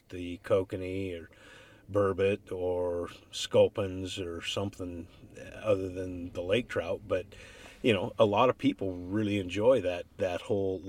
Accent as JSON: {"language": "English", "town": "Chelan", "region": "Washington", "country": "United States", "tie": "born or raised there", "said": "I grew up on Chelan, and we fished down at Lakeside in the springtime"}